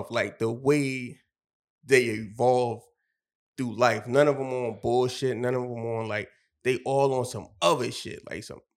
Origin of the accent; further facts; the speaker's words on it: Philadelphia, Pennsylvania, United States; We all from different places. I'm from Wynnefield, and uh, one from 49th Street, one from 60th Street